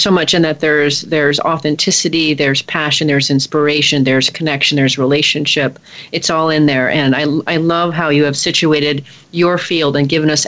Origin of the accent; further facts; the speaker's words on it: United States; I'm an American